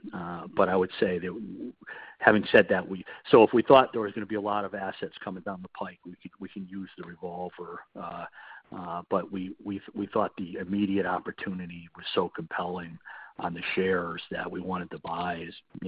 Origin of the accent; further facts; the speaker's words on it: United States; as an American